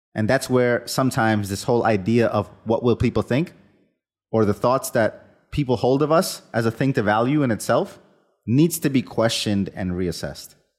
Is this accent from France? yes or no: no; India; moved away; the kind of, let's call it collectivist culture I was raised with in India as a child